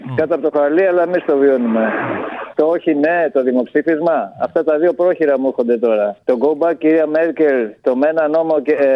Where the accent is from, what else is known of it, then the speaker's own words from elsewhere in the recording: Patras, Western Greece, Greece; είμαστε πατρινοί